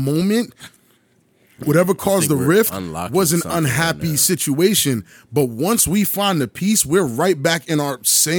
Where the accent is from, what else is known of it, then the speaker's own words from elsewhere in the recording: New York, United States; now in New Jersey, United States; I'm from New York. Tranquility and peace for me was hearing ambulances, crowds, people loud.